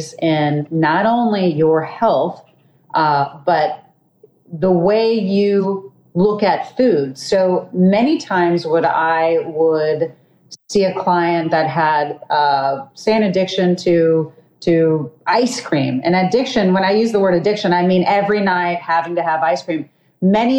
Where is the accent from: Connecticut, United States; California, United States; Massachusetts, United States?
California, United States; Los Angeles; I'm from Los Angeles, I've also worked with production studios